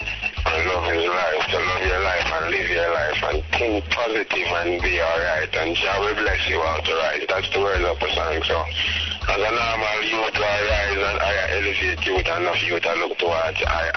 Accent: Jamaica; I grew up in Jamaica

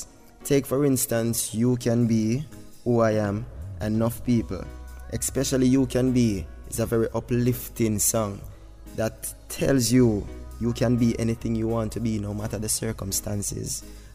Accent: Kingston, Jamaica; straight out of Kingston, Jamaica. I was born and raised in the Kingston 5 era Russell Road.

